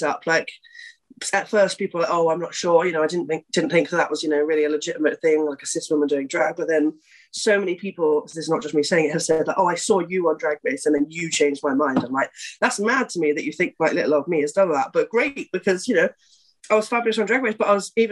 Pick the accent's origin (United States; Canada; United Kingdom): United Kingdom; Southampton, South East England; moved away; Southampton, because that's where I'm kind of originally from